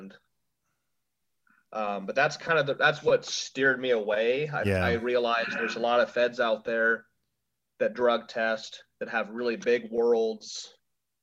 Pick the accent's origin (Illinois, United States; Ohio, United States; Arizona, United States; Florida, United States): Ohio, United States; moved away; my hometown, like it was in Cleveland, which was an hour from where I used to live up there in Ohio